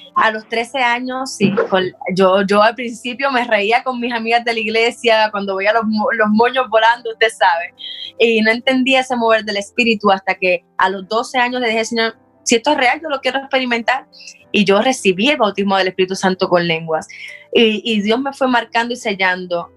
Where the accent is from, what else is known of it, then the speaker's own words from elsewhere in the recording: Puerto Rico; moved away as an adult; estudié en un colegio cristiano en Puerto Rico